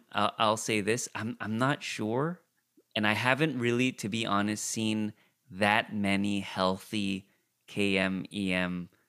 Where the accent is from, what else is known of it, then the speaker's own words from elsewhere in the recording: California, United States; I grew up in the Korean immigrant church, but again, in Orange County.